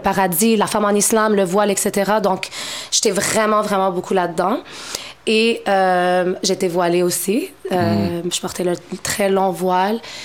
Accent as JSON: {"language": "French", "town": "Montreal", "region": "Quebec", "country": "Canada", "tie": "born or raised there", "said": "Je suis née à Montréal, je suis d'origine marocaine"}